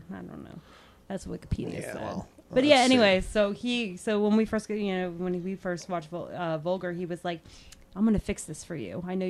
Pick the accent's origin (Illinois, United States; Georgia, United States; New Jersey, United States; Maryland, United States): New Jersey, United States; moved away; I'm from Jersey originally. I'm a Jersey girl.